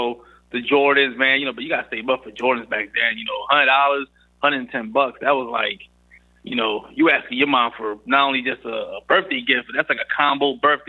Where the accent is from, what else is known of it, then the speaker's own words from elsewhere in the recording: Philadelphia, Pennsylvania, United States; I'm originally from North Philly, man. So I grew up in North Philly